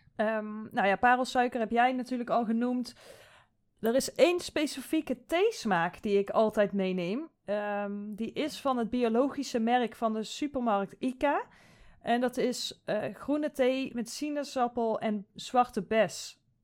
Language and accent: Dutch; Netherlands; also born or lived in Sweden